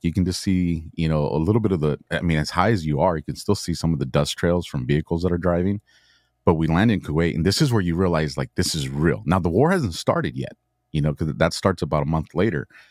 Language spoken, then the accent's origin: English; Southern California, United States; born and raised in Southern California